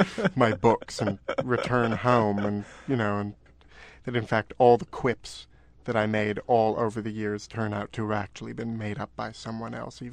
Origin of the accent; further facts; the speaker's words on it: Canada; now in New York City, United States; As a Canadian, masquerading as an urban sophisticate.